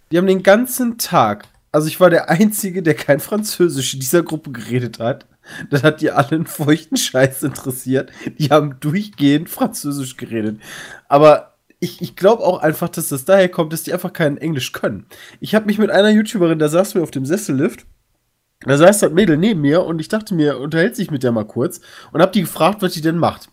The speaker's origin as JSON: {"language": "German", "country": "Germany", "said": "ich komme aus Deutschland"}